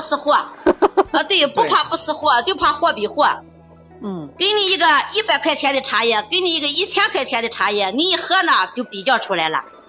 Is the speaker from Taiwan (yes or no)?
no; Qingdao, Shandong, China; 我们青岛这边的哈